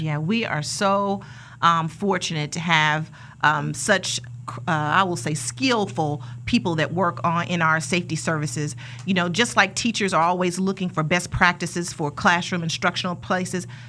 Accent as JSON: {"language": "English", "town": "Wichita", "region": "Kansas", "country": "United States", "tie": "born or raised there", "said": "I was born and raised here in Wichita, Kansas"}